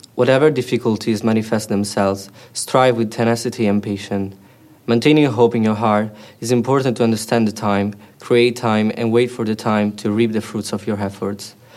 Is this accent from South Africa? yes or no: no; Italy; moved away as an adult; now in Edinburgh, United Kingdom; I'm from Italy and I'm studying photography in the University of Edinburgh